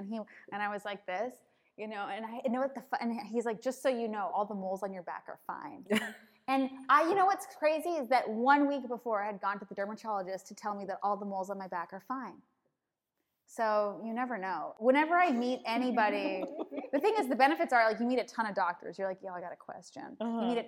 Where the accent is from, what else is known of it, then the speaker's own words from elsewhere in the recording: Canada; I'm Canadian.